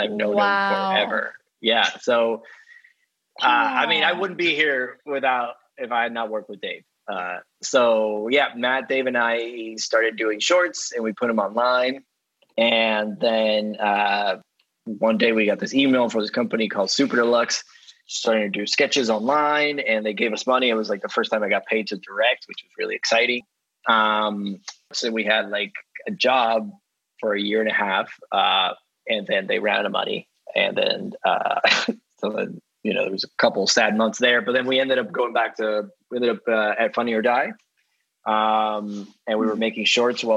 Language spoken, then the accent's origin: English; Dominican Republic; moved away; I grew up in the Dominican Republic